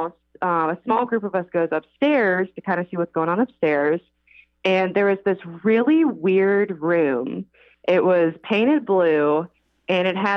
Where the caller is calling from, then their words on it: Greensboro, North Carolina, United States; I am calling from Greensboro, North Carolina